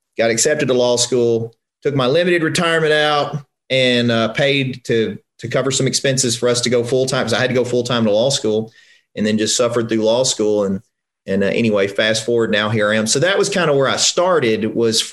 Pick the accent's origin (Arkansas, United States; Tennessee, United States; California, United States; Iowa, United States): Tennessee, United States; Covington; I'm from a small town in Tennessee. I'm from Covington, which is north of Memphis.